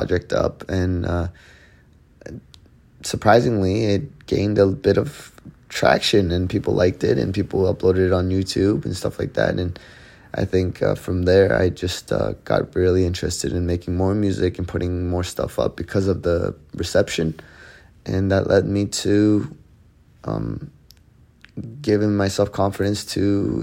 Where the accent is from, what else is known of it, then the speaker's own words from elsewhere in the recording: Canada; Growing up in Canada, was influenced by a lot of the Western culture, Western music, and what we thought as a young kid in Canada